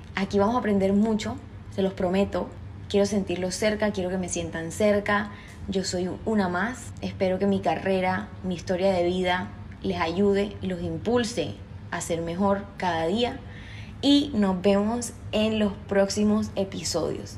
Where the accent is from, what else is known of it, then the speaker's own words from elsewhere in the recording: Cartagena, Bolívar, Colombia; accent: costeño; soy cartagenera de Colombia, así que soy costeña. Si se me sale algún golpeadito ahí en el acento ya saben por qué